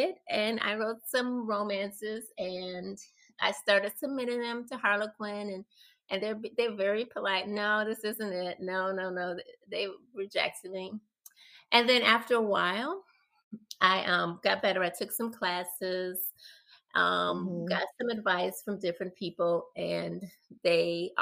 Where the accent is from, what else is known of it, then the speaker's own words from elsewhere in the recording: Chicago, Illinois, United States; I grew up in the South Side, but our little block and actually our little community was like a small town in a way